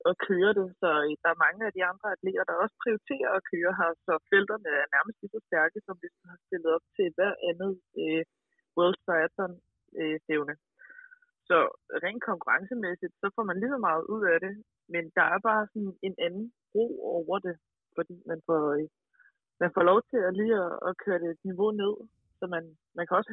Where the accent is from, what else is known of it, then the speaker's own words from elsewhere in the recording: Denmark; now in France; jeg er den eneste dansker.